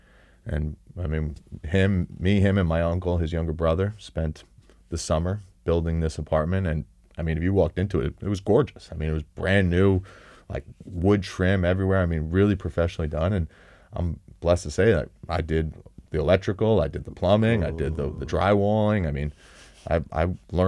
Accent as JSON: {"language": "English", "town": "West Hempstead", "region": "New York", "country": "United States", "tie": "born or raised there", "said": "I grew up on West Hempstead on Long Island. Yeah. Shout out to Hall's Pond."}